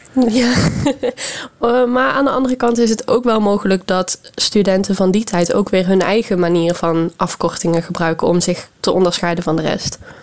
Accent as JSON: {"language": "Dutch", "country": "Netherlands", "said": "in Nederland"}